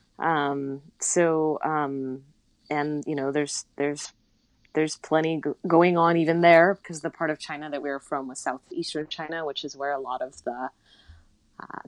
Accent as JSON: {"language": "English", "town": "Vancouver", "region": "British Columbia", "country": "Canada", "tie": "born or raised there", "also_born_or_lived": "Netherlands / Boston, United States", "moved": "as an adult", "said": "I was born in Holland, grew up in Western Canada."}